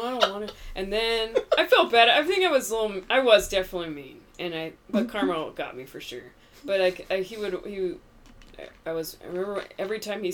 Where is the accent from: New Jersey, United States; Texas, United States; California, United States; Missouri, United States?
California, United States; Whittier; I'm from here. I'm from Whittier. Okay. Born and raised. Born and raised